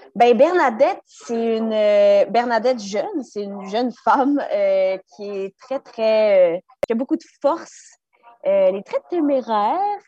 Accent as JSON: {"language": "French", "town": "Laval", "region": "Quebec", "country": "Canada", "tie": "born or raised there", "said": "on a grandi à Laval"}